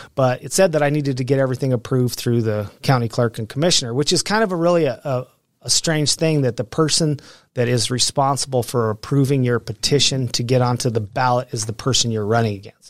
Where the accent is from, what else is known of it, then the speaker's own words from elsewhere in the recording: Pueblo, Colorado, United States; also born or lived in Alamosa, Colorado / Denver, Colorado; I grew up in Pueblo, Colorado.